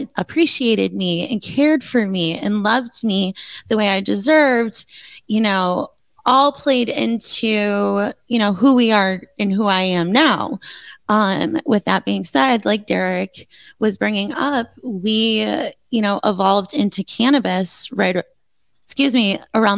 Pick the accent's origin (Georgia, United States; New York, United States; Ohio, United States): New York, United States; Buffalo; I grew up in the South Towns, which is, so he was a North Town kid. I was a South Town kid